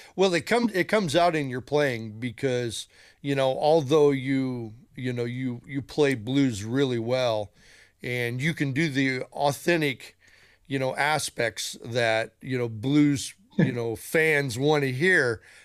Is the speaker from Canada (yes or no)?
no; Chicago, Illinois, United States; I'm from Chicago